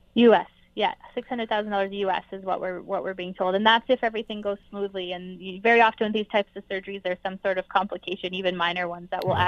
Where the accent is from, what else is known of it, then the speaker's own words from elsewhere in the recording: Canada; as a Canadian